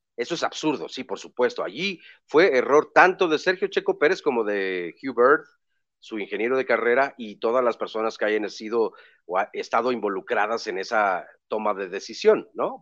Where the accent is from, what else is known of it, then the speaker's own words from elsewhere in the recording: Mexico; Somos mexicanos